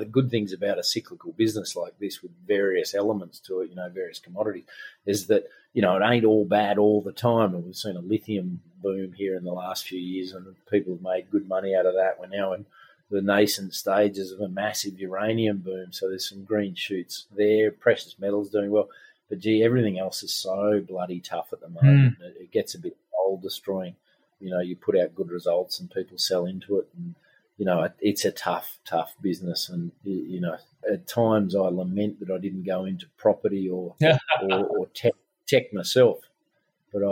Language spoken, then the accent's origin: English; Glen Innes, New South Wales, Australia; my hometown of Glen Innes in northern New South Wales